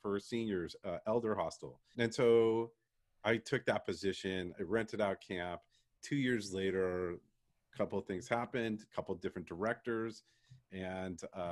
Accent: San Diego, California, United States; I was a camper from San Diego

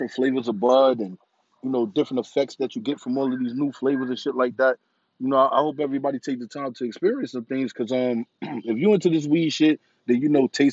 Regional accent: New York City, New York, United States; I come from New York City

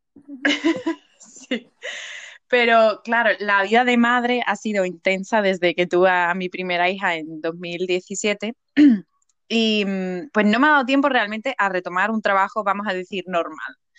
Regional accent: Seville, Andalusia, Spain; moved away as an adult; now in England; soy de Sevilla, soy del sur de España

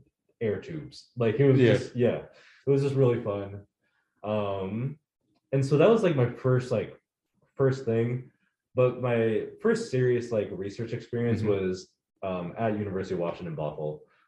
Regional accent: Nigeria; also born or lived in United States; I'm also Nigerian. And so fun story, I guess, is that I was born in, so my parents are from Nigeria, mm-hmm. obviously.

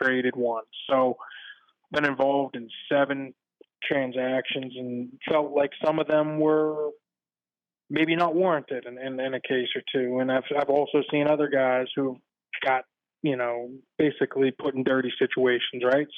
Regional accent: Pittsburgh, Pennsylvania, United States; I grew up in Pittsburgh

